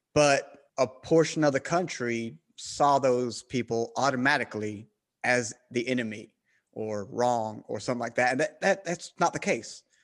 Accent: Southern United States, United States; accent: Southern; I have a Southern accent.

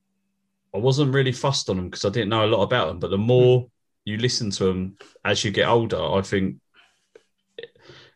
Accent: England, United Kingdom

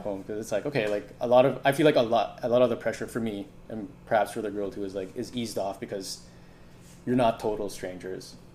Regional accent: Manila, Metro Manila, Philippines; moved away; how I grew up in Manila. So like leaving leaving that environment and coming here

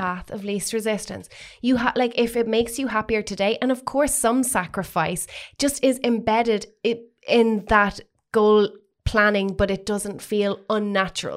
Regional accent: Waterford, Munster, Ireland; now in Dublin, Ireland; coming up to Dublin, w, having been from Waterford

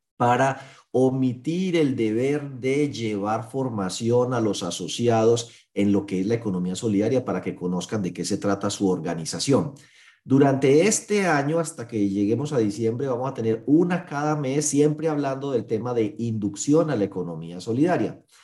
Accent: Colombia; somos colombianos

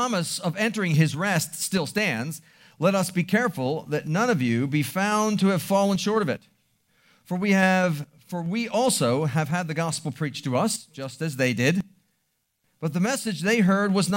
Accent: Baltimore, Maryland, United States; I grew up in Baltimore City

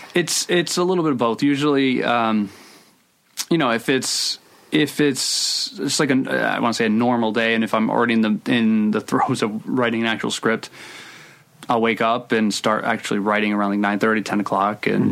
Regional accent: Providence, Rhode Island, United States; I grew up in Providence. I still live in Providence.

